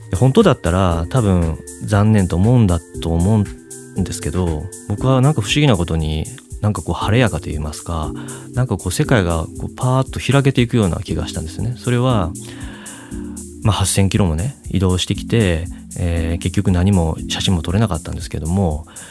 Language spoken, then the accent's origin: Japanese; Osaka, Japan; 僕は大阪出身で